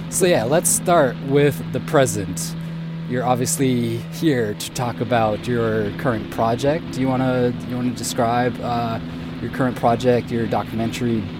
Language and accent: English; Minnesota, United States; now in Osaka, Japan; All right. I'm from Minnesota